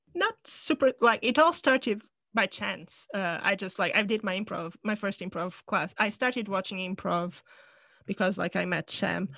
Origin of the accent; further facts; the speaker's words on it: Portugal; moved away as an adult; now in London, United Kingdom; from Portugal, from my hometown